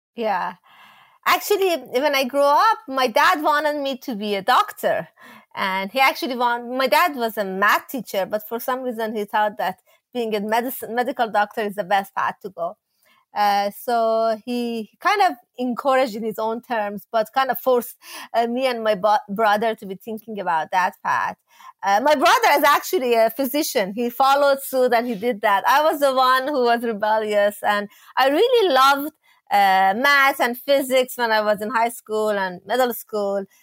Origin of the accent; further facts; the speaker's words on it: Iran; moved away; when I was growing up in Iran